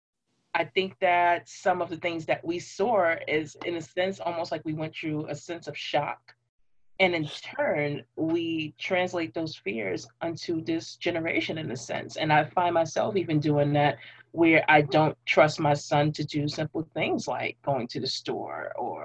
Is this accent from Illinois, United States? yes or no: no; New York City, New York, United States; I literally grew up in three different parts of Brooklyn